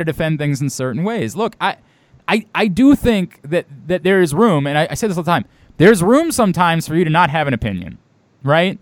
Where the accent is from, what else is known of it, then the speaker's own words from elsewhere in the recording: Baltimore, Maryland, United States; I'm from Baltimore